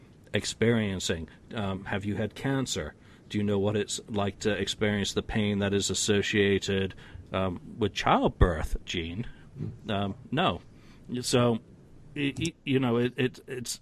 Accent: United Kingdom; being British with a heavy dose of Scots and Irish in me

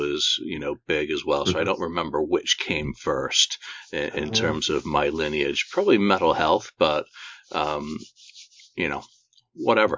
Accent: Bradford, Yorkshire and the Humber, United Kingdom; moved away; also born or lived in London / America / Singapore; Yeah, so I may have been born in London, but I grew up in Bradford, Yorkshire.

